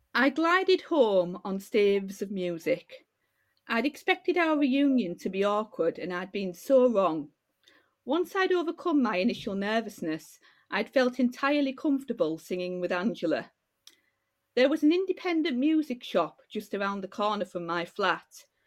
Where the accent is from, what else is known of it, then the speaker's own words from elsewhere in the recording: Yorkshire and the Humber, United Kingdom; also born or lived in Middlesbrough / Hull; I was born in Middlesbrough, uh, as you can probably tell from my accent. uh, and uh, then I've lived um, in uh, North Yorkshire um, basically since I was a little kid